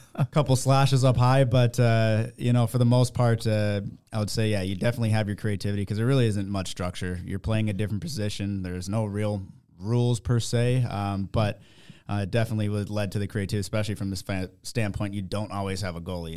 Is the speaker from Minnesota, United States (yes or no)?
yes; Minnesota, United States; growing up in Minnesota, going out to the lakes, that's just what we did.